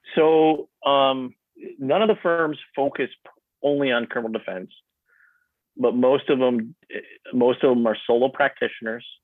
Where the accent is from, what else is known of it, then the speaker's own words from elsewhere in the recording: Newberry, Michigan, United States; also born or lived in Lansing, Michigan; I grew up in Newberry, which is the the, the seat of Luce County, uh, and that's where I currently live